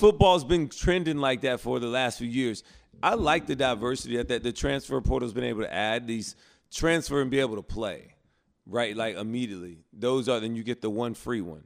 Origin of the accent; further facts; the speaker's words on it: Prattville, Alabama, United States; moved away; I'm from Prattville